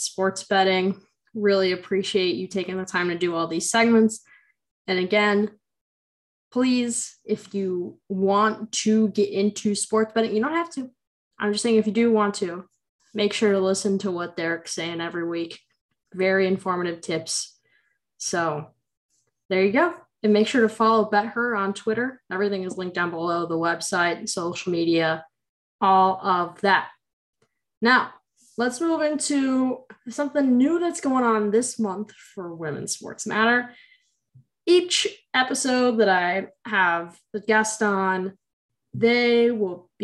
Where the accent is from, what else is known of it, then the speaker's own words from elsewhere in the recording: Bolingbrook, Illinois, United States; also born or lived in Naperville, Illinois; I'm from Bolingbrook, so I moved 10 minutes away from my house to go to freaking Neuqua Valley High School